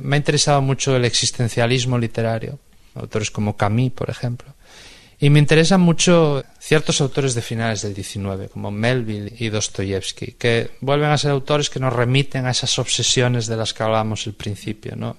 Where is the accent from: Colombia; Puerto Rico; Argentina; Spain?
Spain; soy un escritor español